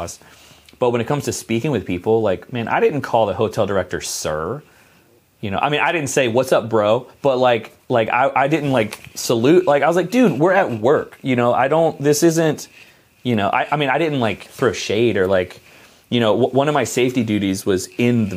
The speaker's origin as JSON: {"language": "English", "country": "United States", "said": "I'm American"}